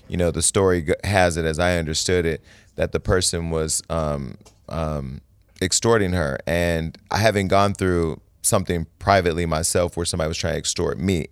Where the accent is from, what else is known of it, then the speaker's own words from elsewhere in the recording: Stockton, California, United States; moved away; Stockton, California, my hometown